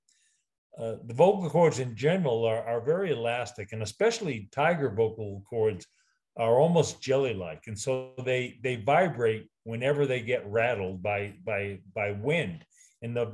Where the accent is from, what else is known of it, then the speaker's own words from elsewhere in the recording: New England, United States; I'm from New England